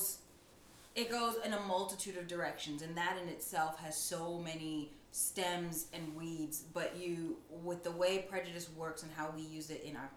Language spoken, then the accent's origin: English; United States; I'm a first generation American. My parents immigrated to America from Ghana, West Africa